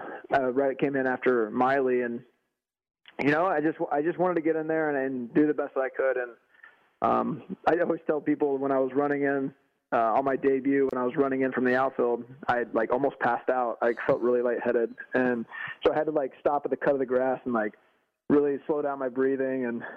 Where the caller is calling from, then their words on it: Texas, United States; Man, I'm in Texas right now.